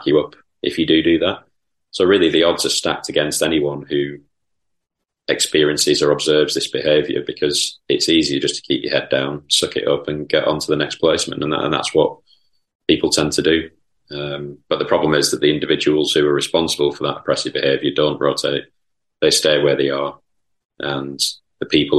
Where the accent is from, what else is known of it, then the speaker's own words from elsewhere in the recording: Lancashire, North West England, United Kingdom; also born or lived in Chorlton, Manchester; as a quite dour Lancastrian person